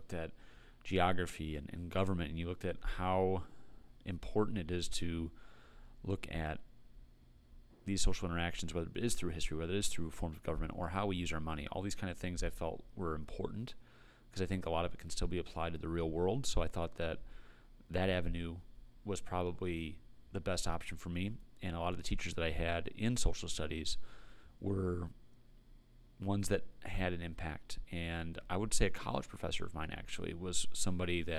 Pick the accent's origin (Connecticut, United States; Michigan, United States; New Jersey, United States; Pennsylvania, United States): Michigan, United States; Pinckney; I grew up in Pinckney, was a Pinckney grad, 2006